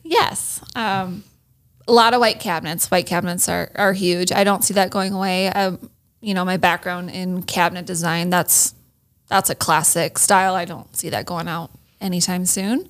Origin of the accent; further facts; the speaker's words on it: Iowa, United States; moved away as an adult; also born or lived in Minnesota; I grew up in Iowa for the most part